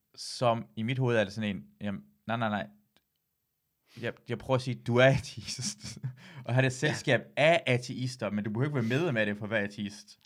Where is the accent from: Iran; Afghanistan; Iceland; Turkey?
Iran; jeg er iraner